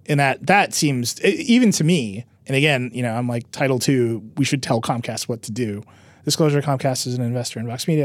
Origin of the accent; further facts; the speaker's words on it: Wisconsin, United States; I'm a guy from Wisconsin